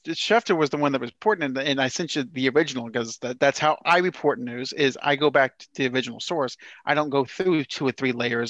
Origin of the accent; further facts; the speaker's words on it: Leesburg, Florida, United States; Leesburg. Where's that? Oh, it's about an hour north of Orlando.